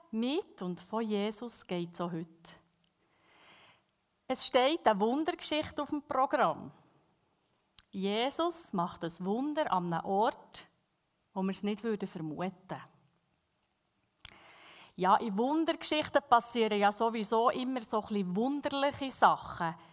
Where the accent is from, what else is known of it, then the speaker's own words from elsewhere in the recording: Bern, Switzerland; accent: Bernese German; first language Bernese German; Ich lese sehr gerne in der Berndeutschen Bibel, weil es ist einfach unsere Muttersprache.